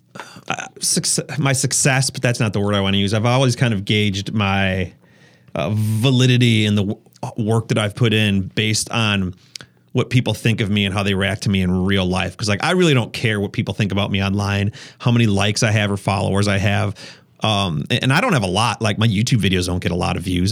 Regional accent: Wisconsin, United States; I'm from Wisconsin

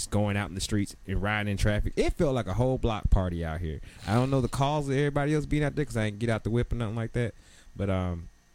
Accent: Atlanta, Georgia, United States; moved away; also born or lived in Oklahoma; I grew up in Atlanta. And my family comes from South Carolina

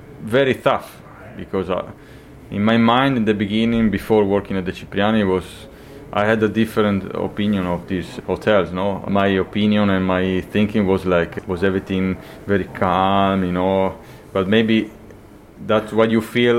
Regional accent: close to Venice, Veneto, Italy; also born or lived in Argentina; I moved to Italy in 1990. So I spent pretty much all my life here close to Venice

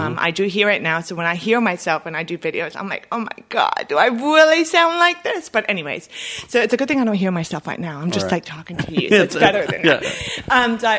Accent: Bolivia; also born or lived in United States; So, I guess I will start with, I'm from Bolivia, South America, and I have lived between both countries my whole life. I am bilingual. I speak Spanish and English.

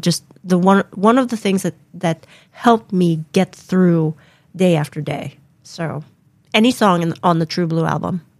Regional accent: Philippines; now in United States; when we moved from the Philippines to the U.S. in the late 80s, the transition was very, very hard for me.

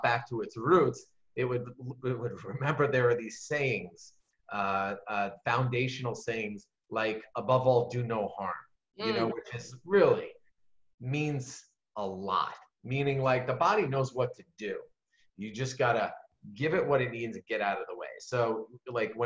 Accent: New York, United States; I'm from New York

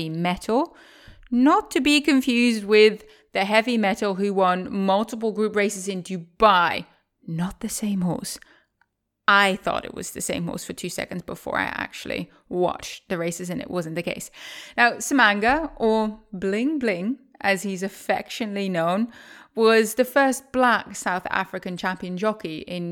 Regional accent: Netherlands; moved away as an adult; also born or lived in Maryland, United States; I'm currently in the Netherlands, my home country

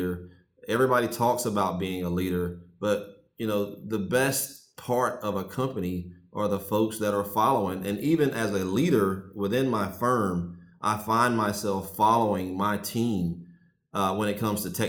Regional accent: Sterlington, Louisiana, United States; now in Atlanta, United States; I grew up in Sterlington, Louisiana. It's a small rural town in North Louisiana.

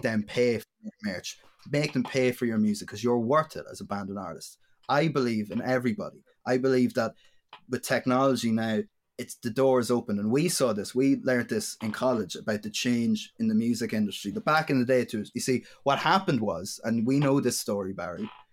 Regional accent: Dundalk, County Louth, Ireland; I'm a musician from Dundalk and County Louth in Ireland.

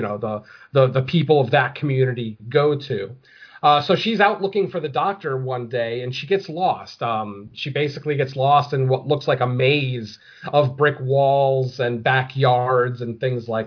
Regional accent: United States; I'm American

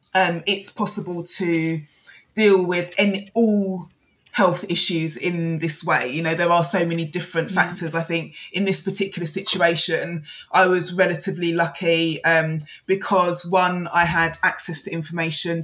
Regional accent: London, United Kingdom; I'm a Londoner

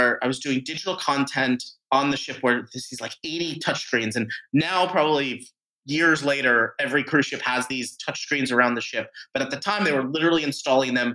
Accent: Florida, United States; moved away as an adult; also born or lived in Chicago; I'm from Florida.

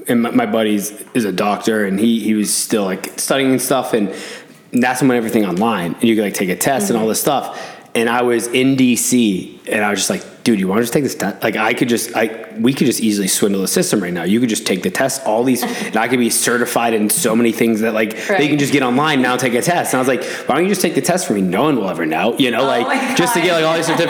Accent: Boston, Massachusetts, United States; now in Arizona, United States; I'm from Boston, so Irish

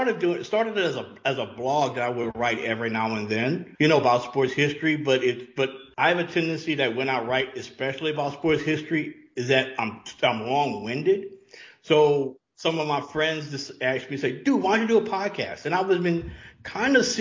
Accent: Louisiana, United States; now in Atlanta, United States; I live in Atlanta, but I grew up in Louisiana.

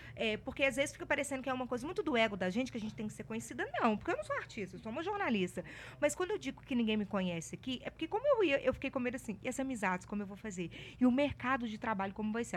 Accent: Ouro Preto, Minas Gerais, Brazil; now in Belo Horizonte, Brazil; Mas eu não sou de Belo Horizonte. Eu sou do interior. Eu nasci em Ouro Preto

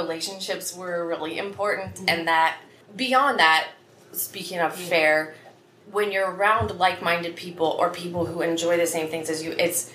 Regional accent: Highway 1 between Kalona and Iowa City, United States; now in West Branch, United States; my parents live still in the house I grew up in on Highway 1. It's about halfway between Kelowna and Iowa City

